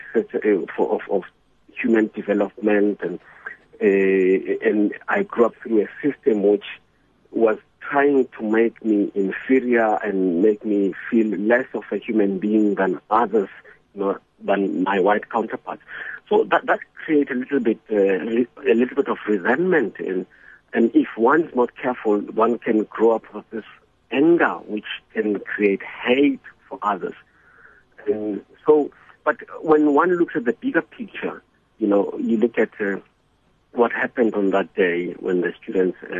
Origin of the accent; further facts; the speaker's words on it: Soweto, Gauteng, South Africa; the education that I had growing up in Soweto